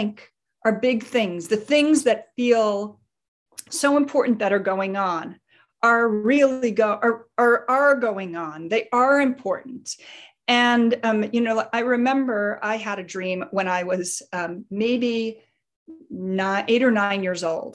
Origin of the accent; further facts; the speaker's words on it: Chicago, Illinois, United States; my childhood when I grew up in Chicago